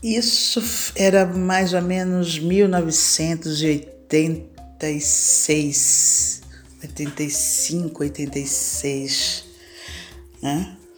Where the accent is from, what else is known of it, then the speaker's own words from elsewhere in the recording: Salvador, Bahia, Brazil; moved away as an adult; now in São Paulo, Brazil; nasci em Salvador, Bahia, em 1962. Hoje eu vivo em São Paulo, capital, há mais de 40 anos